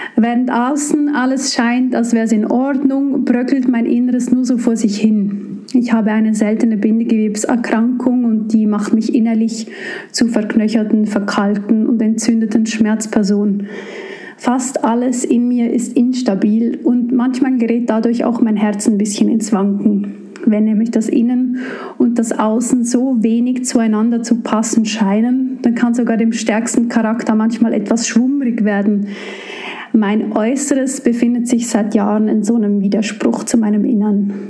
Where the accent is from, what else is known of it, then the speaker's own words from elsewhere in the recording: Switzerland; moved away; ich komme aus der Schweiz und arbeite hier für die evangelisch-methodistische Kirche als Gemeindeentwicklerin